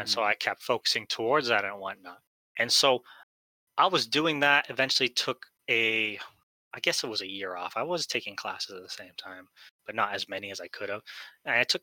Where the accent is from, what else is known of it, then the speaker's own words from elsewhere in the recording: Philippines; I'm Filipino